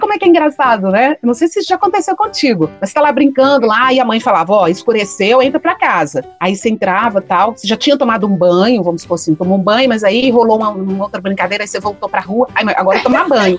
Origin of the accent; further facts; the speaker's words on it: João Monlevade, Minas Gerais, Brazil; quando era criança, pequenininha, em João Molevade